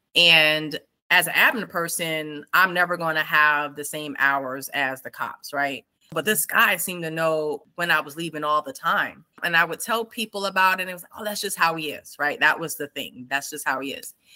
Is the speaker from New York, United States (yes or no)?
yes; New York City, New York, United States; moved away as an adult; born and raised in New York City.